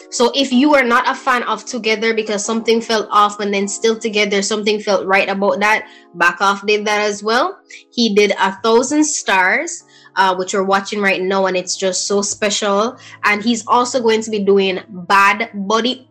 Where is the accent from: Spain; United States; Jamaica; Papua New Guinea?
Jamaica; I am Jamaican